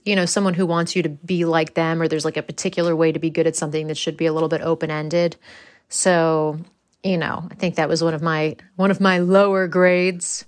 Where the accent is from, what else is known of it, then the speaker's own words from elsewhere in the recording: United States; accent: American; moved away as an adult; now in England; my American accent